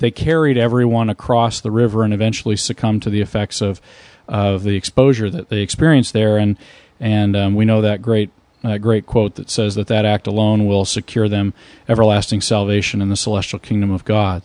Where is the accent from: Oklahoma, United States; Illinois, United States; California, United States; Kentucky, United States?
Oklahoma, United States; I'm from Oklahoma